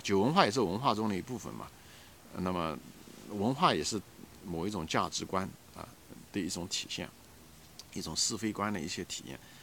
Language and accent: Chinese; China; 我们很庆幸我们是中国人啊，我们有那种家庭感